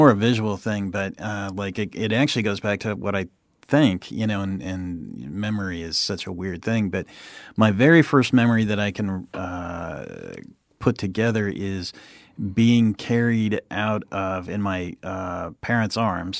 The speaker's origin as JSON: {"language": "English", "region": "California", "country": "United States", "tie": "born or raised there", "also_born_or_lived": "Japan / Santa Fe, New Mexico", "lives_now": "Florida, United States", "said": "I grew up in Southern California. College at Chico State, California. That's in Northern California, about 100 miles north of Sacramento."}